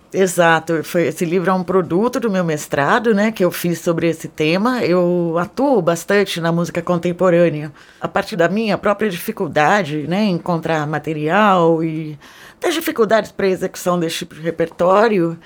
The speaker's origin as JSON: {"language": "Portuguese", "region": "São Paulo", "country": "Brazil", "tie": "born or raised there", "also_born_or_lived": "Germany", "moved": "as an adult", "said": "Eu nasci em São Paulo"}